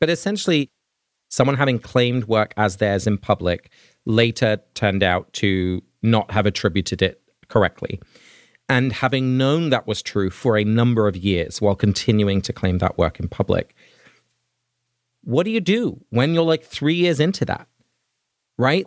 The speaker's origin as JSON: {"language": "English", "region": "England", "country": "United Kingdom", "tie": "born or raised there", "said": "as a little child growing up in England"}